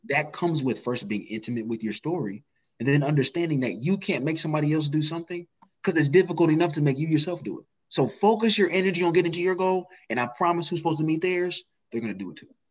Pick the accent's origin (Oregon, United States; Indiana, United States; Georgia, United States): Indiana, United States; Indianapolis; I'm from Indianapolis, Indiana